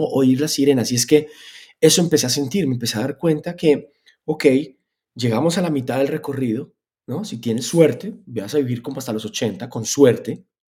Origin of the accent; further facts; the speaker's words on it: Spain; moved away; also born or lived in Colombia; Yo, me crié en España. Yo me crié en un país que en ese momento además era muy de centro.